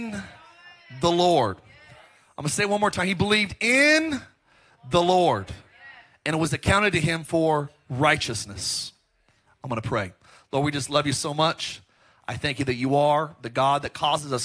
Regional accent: Palmdale, California, United States; also born or lived in Lancaster, California; now in Orange County, United States; I grew up in Palmdale, Lancaster, and like Los Angeles, it's L.A. County

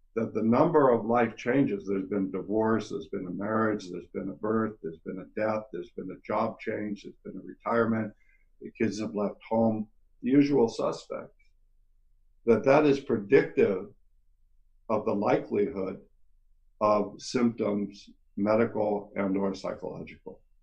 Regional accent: California, United States; I am from California

